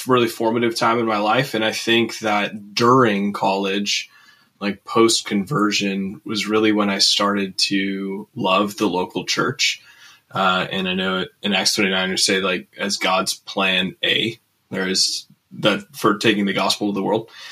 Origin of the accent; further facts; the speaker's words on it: Twin Cities area, Minnesota, United States; moved away as an adult; also born or lived in Fargo, North Dakota; now in Jamestown, United States; I grew up in the upper Midwest here in Minnesota, Twin Cities area.